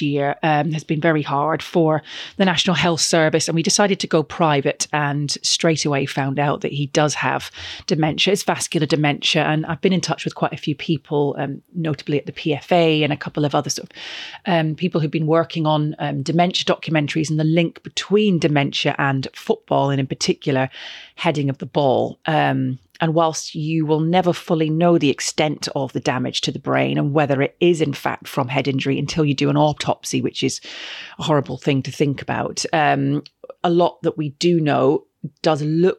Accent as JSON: {"language": "English", "town": "Glasgow", "region": "Scotland", "country": "United Kingdom", "tie": "born or raised there", "said": "And growing up in Scotland and living in and around sort of Glasgow, you had the big brick walls and other buildings, and you just used to head a ball against the brick wall."}